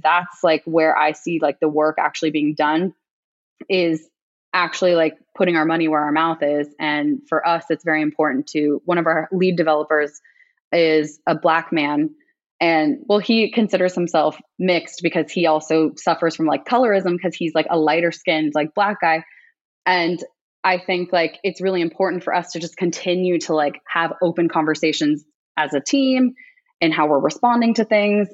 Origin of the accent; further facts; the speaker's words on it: United States; me being Asian American